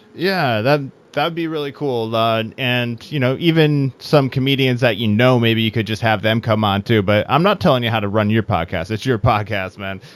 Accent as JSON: {"language": "English", "region": "Iowa", "country": "United States", "also_born_or_lived": "San Francisco Bay Area", "moved": "yes", "lives_now": "San Francisco, United States", "said": "So I'm originally from the Midwest myself as well. I'm from Iowa"}